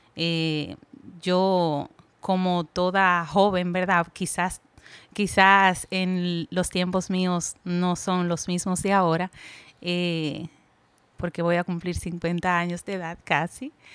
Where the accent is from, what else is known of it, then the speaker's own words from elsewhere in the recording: Puerto Plata, Dominican Republic; moved away as an adult; now in Santiago, Dominican Republic; soy nativa de Puerto Plata, pero resido aquí en Santiago hace cinco años